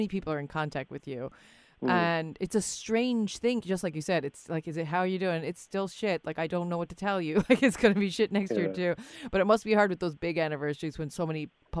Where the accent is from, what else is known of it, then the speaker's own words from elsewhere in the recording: United States; now in Ireland; I grew up in America. I live here